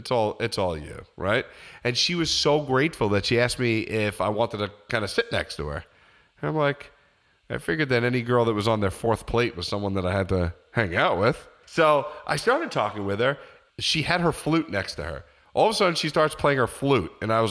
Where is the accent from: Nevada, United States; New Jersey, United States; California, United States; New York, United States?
New York, United States; New York City; Yeah, I'm from Brooklyn, okay?